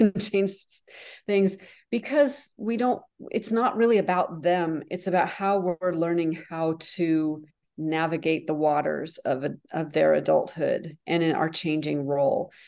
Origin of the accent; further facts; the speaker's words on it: the North, United States; also born or lived in France; now in the South, United States; I live in the South, so, but I'm from the North.